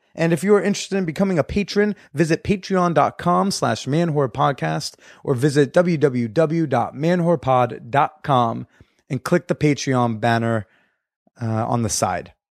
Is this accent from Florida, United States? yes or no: no; New Jersey, United States; moved away; I'm actually gonna be in Jersey soon, in the dirty Jers, in my home state